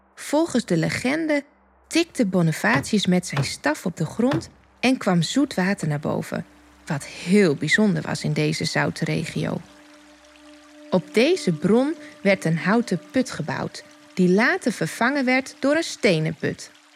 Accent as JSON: {"language": "Dutch", "town": "Dokkum", "region": "Friesland", "country": "Netherlands", "tie": "born or raised there", "said": "Ik ben geboren op een van de bolwerken van Dokkum en woon nu met mijn man en drie tieners ook op de bolwerken"}